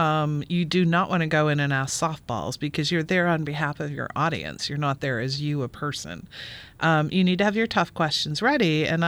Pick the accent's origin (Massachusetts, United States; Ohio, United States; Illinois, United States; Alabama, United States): Illinois, United States; Well, I grew up in Illinois and I bagged at Kroger.